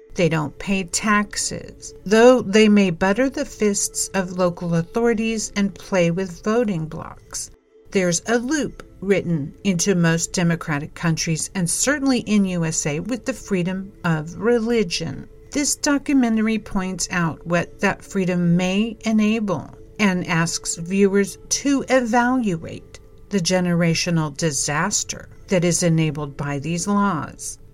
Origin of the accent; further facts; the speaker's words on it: California, United States; my home state